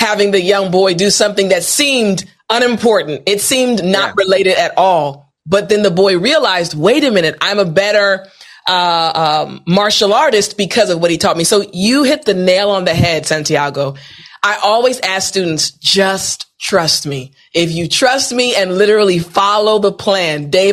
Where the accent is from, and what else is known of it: United States